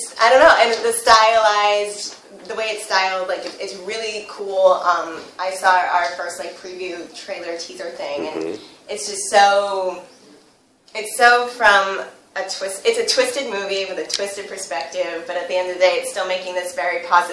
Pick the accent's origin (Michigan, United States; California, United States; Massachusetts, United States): Massachusetts, United States; Mansfield; moved away as an adult; now in New York, United States; I'm from Mansfield, Massachusetts.